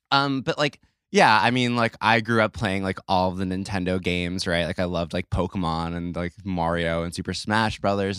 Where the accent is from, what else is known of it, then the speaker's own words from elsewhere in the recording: New York, United States; I grew up in New York